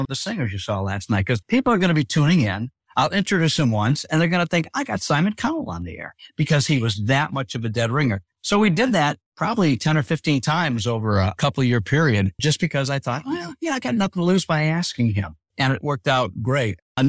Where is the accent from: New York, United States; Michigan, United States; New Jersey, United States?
Michigan, United States; Detroit; because he knew I was from Detroit and he was talking to me about his favorite Coney Island hot dog place in Detroit.